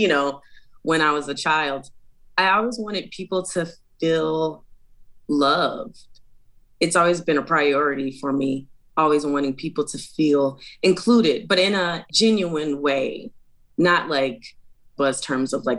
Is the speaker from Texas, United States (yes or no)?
no; Chicago, Illinois, United States; now in Portland, United States; I am originally from Chicago, Illinois, but I now live in Portland, Oregon